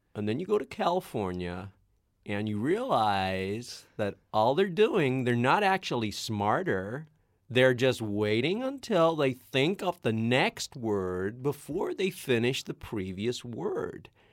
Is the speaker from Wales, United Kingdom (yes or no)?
no; Northern Ireland, United Kingdom; grew up as a Irish Catholic hmm. in Northern Ireland